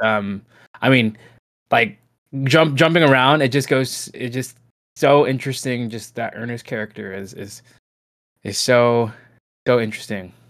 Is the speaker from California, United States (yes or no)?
yes; California, United States; we grew up in California